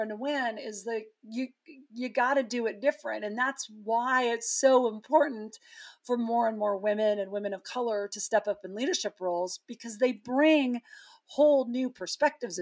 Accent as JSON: {"language": "English", "town": "Butte", "region": "Montana", "country": "United States", "tie": "born or raised there", "moved": "yes", "said": "this Montana kid, I grew up in Butte, Montana"}